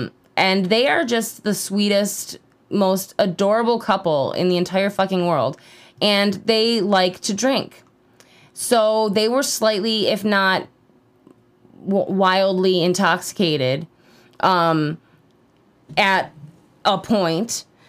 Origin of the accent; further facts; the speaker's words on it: Newfane, United States; Okay, so I grew up in Newfane, and there's lots of great places to set off fireworks out near there. Because it's like the country.